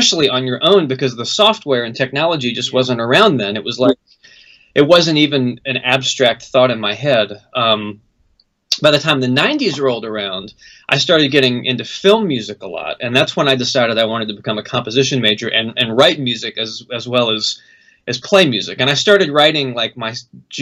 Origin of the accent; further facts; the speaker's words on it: North Carolina, United States; moved away; I'm from North Carolina, so I moved back to North Carolina like in the early 2000s